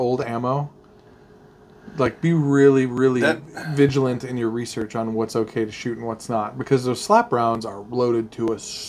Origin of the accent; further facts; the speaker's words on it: Montana, United States; being from Montana